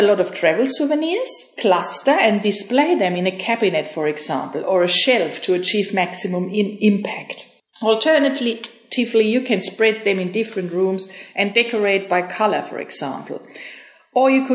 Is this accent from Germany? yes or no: yes; Germany; moved away as an adult; I am from Germany and I moved here 6 years ago with my husband